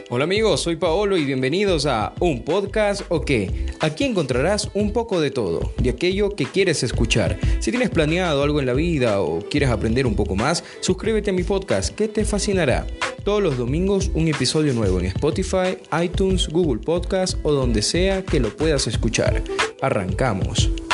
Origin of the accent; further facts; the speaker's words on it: Ecuador; nosotros los ecuatorianos